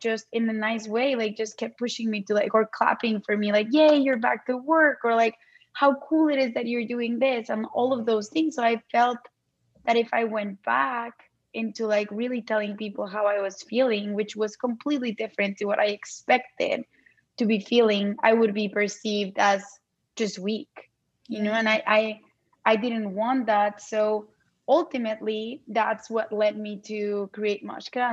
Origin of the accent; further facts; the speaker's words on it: Mexico City, Mexico; moved away as an adult; also born or lived in Arizona; now in United States; I am originally from Mexico City. I moved to the States in 2009 to do my MBA.